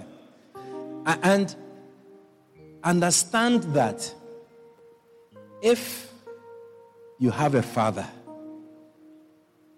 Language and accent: English; Ghana; moved away; I was born in Ghana